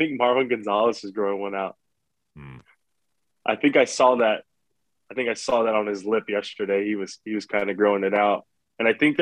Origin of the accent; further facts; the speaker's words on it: South Texas, United States; growing up in South Texas